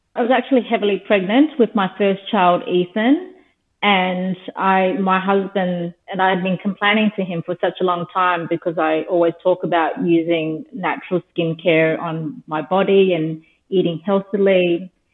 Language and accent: English; Darwin, Northern Territory, Australia; now in Sydney, Australia; I was born and raised in Darwin, the Northern Territory